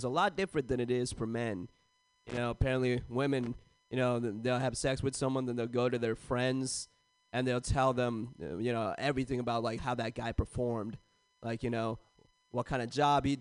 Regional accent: San Jose, California, United States; I grew up in San Jose, California

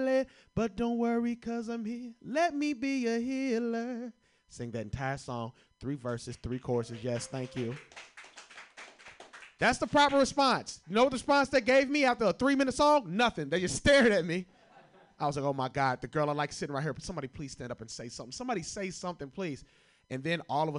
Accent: Kentucky, United States; I'm from Kentucky

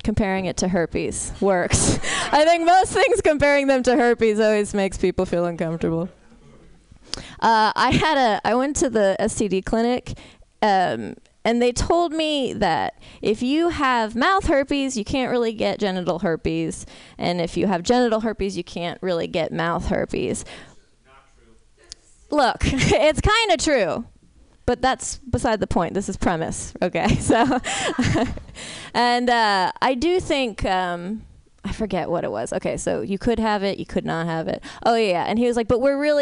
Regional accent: San Francisco, California, United States; I'm from San Francisco.

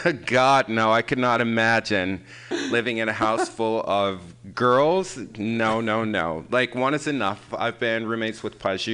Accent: Michigan, United States; now in San Francisco, United States; I'm originally from Michigan.

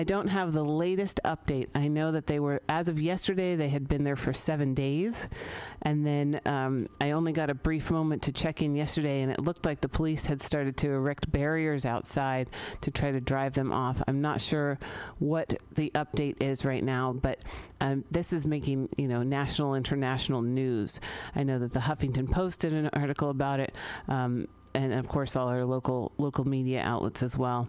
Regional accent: San Francisco, California, United States; I grew up here in San Francisco

